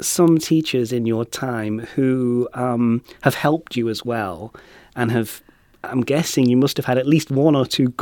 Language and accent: English; United Kingdom; I'm British